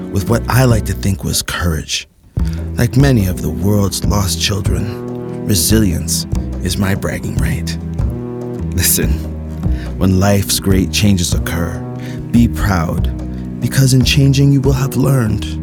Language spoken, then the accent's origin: English; Kenya; also born or lived in South Sudan; now in Canada; I was born in South Sudan. I grew up in a Kenyan refugee camp. Now I live and write this note in Canada.